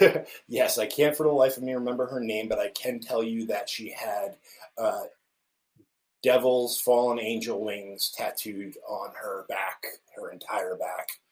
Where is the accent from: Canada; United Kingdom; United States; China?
United States; central New Jersey; now in Kansas City, United States; I was born and raised in central New Jersey